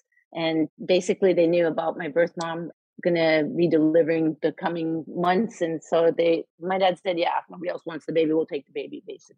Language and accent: English; New Delhi, Delhi, India; born there; I was born in New Delhi because my birth mom was, like me, a very friendly teenager.